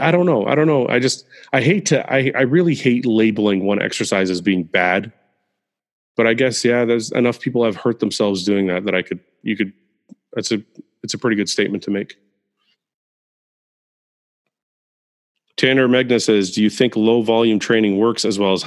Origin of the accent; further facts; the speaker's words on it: Canada; I was born in Canada.